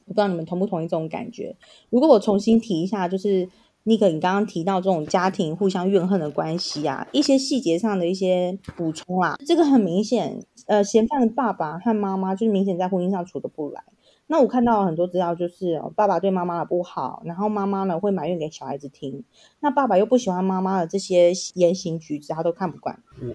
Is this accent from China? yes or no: no; Tainan, Taiwan; 我是台南人